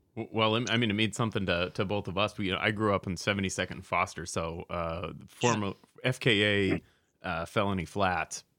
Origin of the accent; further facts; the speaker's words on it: Portland, Oregon, United States; Portland, Oregon, which is my hometown